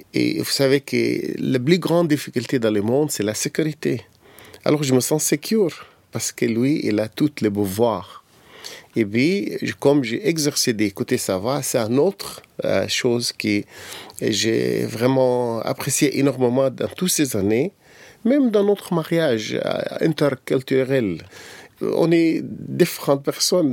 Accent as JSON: {"language": "French", "country": "Egypt", "tie": "born or raised there"}